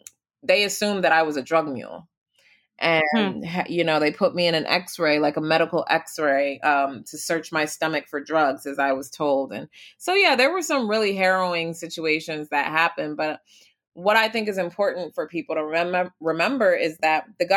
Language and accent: English; United States; I'm obviously American